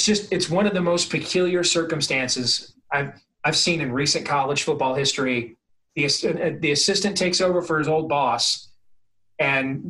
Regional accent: Michigan, United States; now in Iowa, United States; When I was growing up in Michigan

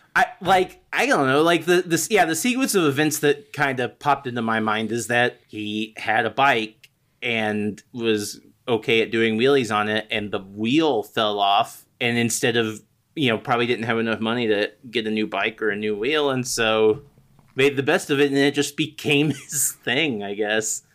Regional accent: United States; I am hopelessly American

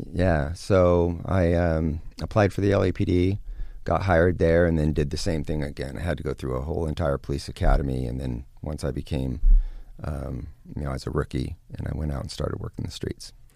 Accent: California, United States; also born or lived in Lake Tahoe, Northern California; Northern California. I was born and raised around Lake Tahoe. And then in my, uh, about eleven years old, early teens, moved down to Southern California

